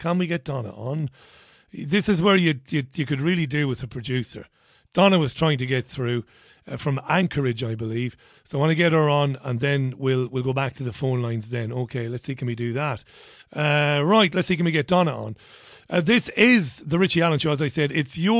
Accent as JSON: {"language": "English", "country": "Ireland", "accent": "thick Irish", "said": "my thick Irish accent."}